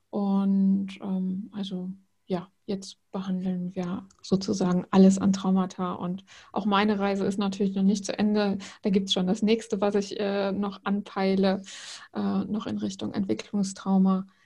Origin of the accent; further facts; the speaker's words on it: Rhineland, Germany; also born or lived in Netherlands; now in Bremen, Germany; Ich komme ursprünglich aus dem Rheinland, also ganz ursprünglich aus Holland. Ähm, ich bin eine kleine Nomadin